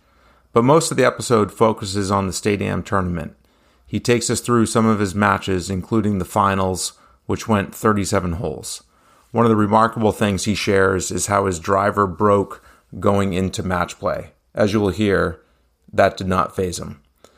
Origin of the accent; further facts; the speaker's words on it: New Hampshire, United States; I am an avid amateur golfer in New Hampshire. This podcast dives into the stories of the top amateur golfers in my home state.